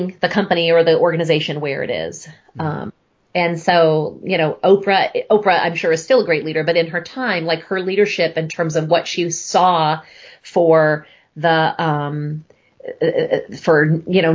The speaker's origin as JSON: {"language": "English", "country": "United States", "said": "I'm really very proud of being American"}